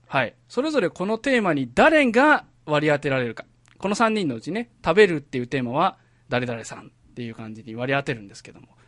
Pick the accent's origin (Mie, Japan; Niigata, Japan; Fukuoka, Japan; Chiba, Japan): Mie, Japan; かけらじ側は全員、えー、三重県出身なんですね